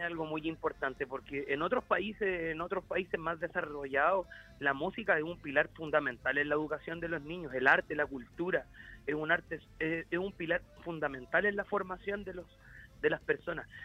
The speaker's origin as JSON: {"language": "Spanish", "town": "San Joaquín", "region": "Santiago Metropolitan Region", "country": "Chile", "tie": "born or raised there", "said": "Soy un, San Joaquinino comprometido, que me crié en San Joaquín"}